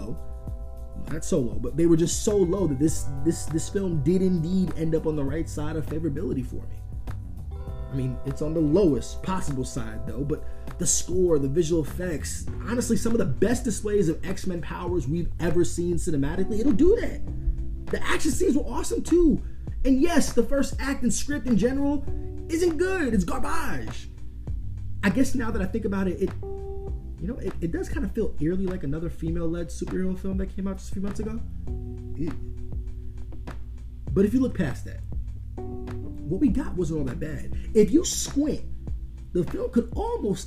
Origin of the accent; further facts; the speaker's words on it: New York, United States; I'm a New Yorker